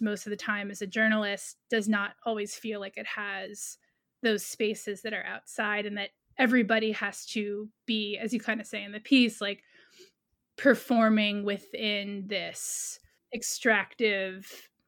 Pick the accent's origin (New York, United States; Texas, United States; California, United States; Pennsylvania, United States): New York, United States; New York City; I grew up in New York City